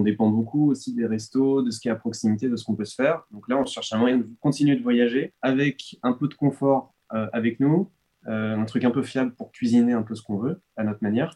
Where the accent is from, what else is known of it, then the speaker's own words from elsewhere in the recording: France; on est français.